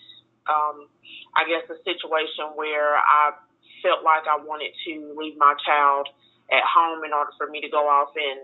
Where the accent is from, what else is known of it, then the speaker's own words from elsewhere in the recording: Greenville, South Carolina, United States; I'm from Greenville, South Carolina